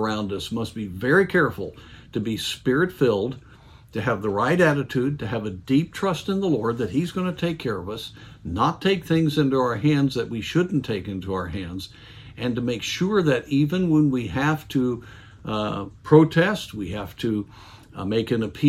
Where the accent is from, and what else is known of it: United States